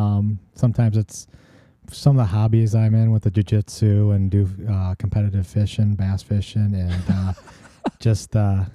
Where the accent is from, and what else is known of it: Hazel Green, Wisconsin, United States; born or raised there; moved away as an adult; also born or lived in Warren, Illinois / Dubuque, Iowa / Austin, Texas / Kansas City